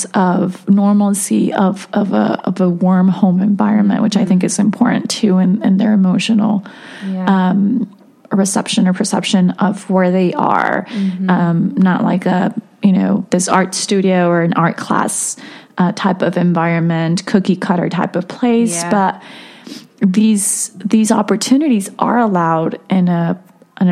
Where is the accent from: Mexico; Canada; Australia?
Mexico; moved away; I grew up in Mexico, and the culture in schools, it's changed now, but back then, it really wasn't as it is here